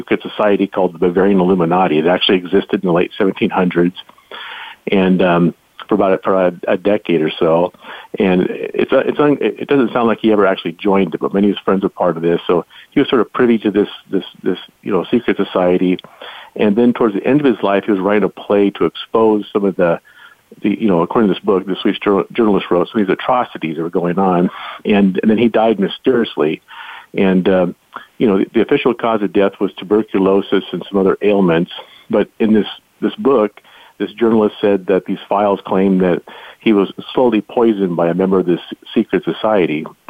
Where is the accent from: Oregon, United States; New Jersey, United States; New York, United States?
Oregon, United States; when I was 11 years old, I lived in a little town in Oregon